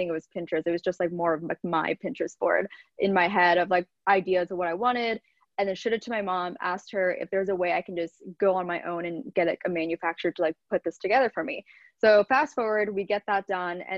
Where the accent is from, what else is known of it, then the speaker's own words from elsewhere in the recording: Lancaster, Pennsylvania, United States; moved away as an adult; also born or lived in Orange County, California; now in New York, United States; I was born and raised in Pennsylvania